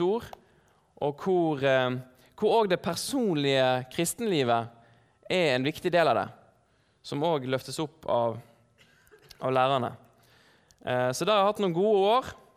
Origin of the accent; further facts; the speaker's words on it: Bergen, Vestland, Norway; moved away as an adult; now in Oslo, Norway; Jeg er her fra Bergen.